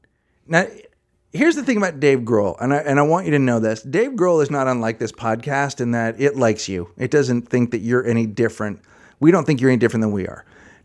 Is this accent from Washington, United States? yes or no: yes; Seattle, Washington, United States; And I thought, we're all from Seattle.